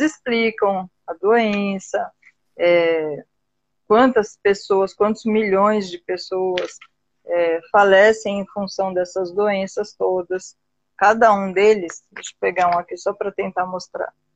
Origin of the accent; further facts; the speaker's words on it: Brazil; Eu ainda sou bem brasileira nesse sentido.